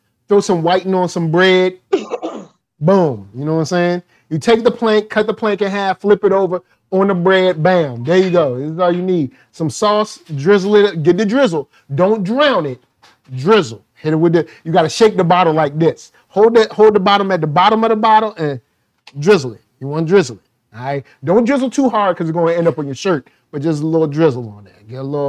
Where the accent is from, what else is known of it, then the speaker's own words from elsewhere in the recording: the South, United States; Now that is some country, that is some country, but I'm from the South.